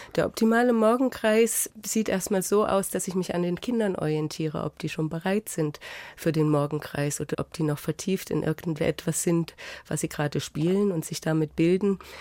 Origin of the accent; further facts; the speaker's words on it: Jena, Thuringia, Germany; moved away as an adult; now in Augsburg, Germany; wenn ich sagen würde Heimatstadt, dann wäre es Jena